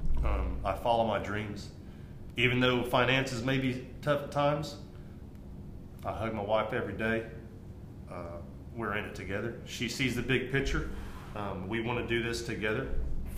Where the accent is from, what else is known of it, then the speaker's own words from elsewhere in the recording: Port Mansfield, Texas, United States; now in Frisco, United States; I'm a valley kid, man. I grew up in the Valley of Texas. That's where I call hometown